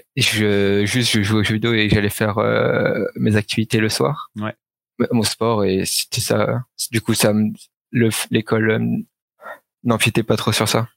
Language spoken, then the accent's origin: French; Suresnes, Île-de-France, France; d'où je viens, je viens du 92 à Suresnes, ouais. euh, à l'ouest de Paris. Euh, du coup, euh, j'ai grandi toujours euh, dans la même ville